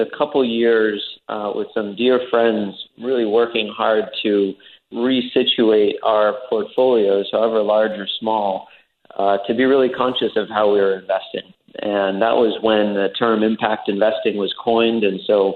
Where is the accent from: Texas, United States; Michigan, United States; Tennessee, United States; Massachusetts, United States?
Massachusetts, United States; Fitchburg; moved away as an adult; also born or lived in Sierra Leone; had always pledged to come back to my hometown of Fitchburg in Lunenburg, Massachusetts.